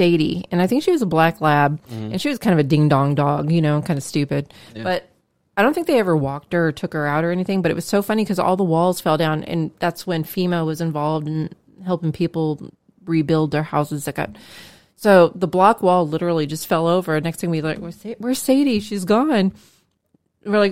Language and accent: English; California, United States; moved away as an adult; Being born and raised in California and living there for 23 years and then leaving